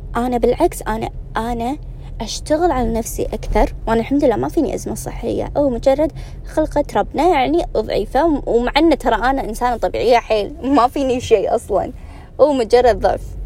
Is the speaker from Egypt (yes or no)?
no; Kuwait; الكويت كانت متصدرة اللي هي ديرتي